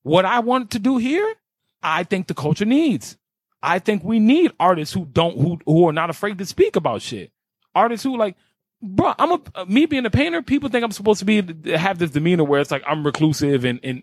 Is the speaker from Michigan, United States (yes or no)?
no; New York City, New York, United States; I grew up in Carver Projects on 100 Foot Madison, East Side of Harlem